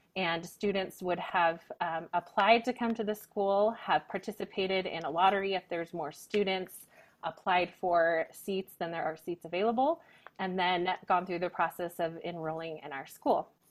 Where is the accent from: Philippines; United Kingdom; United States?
United States; Northern Nevada; moved away as an adult; also born or lived in Texas / France; now in Reno, United States; I was actually born and raised in Northern Nevada